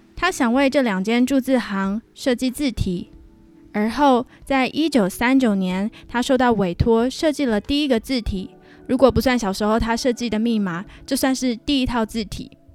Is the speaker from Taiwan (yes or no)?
yes; Pingtung County, Taiwan; also born or lived in Hsinchu, Taiwan; 我已经从新竹搬回了我的老家屏东。在我录音的这个地方，就是我屏东的家